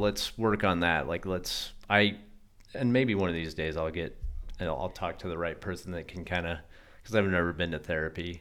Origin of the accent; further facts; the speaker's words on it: Colorado, United States; I grew up in Colorado